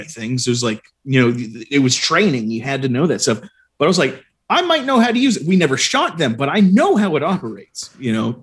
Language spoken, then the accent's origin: English; Arlington, Virginia, United States; also born or lived in Fairfax County, Virginia; Growing up in Arlington and Arlington, Virginia, and Fairfax County, Virginia